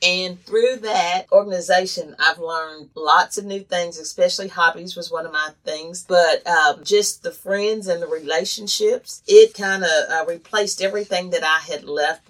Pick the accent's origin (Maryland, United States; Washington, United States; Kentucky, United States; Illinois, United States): Kentucky, United States; moved away as an adult; now in Arkansas, United States; I can share the time that I moved when I moved to Arkansas from Kentucky, newly married, and I had to leave my family. So I came to Arkansas.